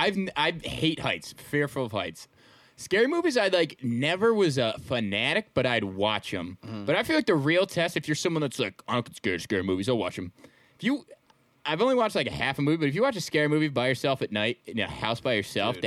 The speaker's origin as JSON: {"language": "English", "region": "New Jersey", "country": "United States", "accent": "Southern Jersey", "said": "People don't ever think I'm from New Jersey."}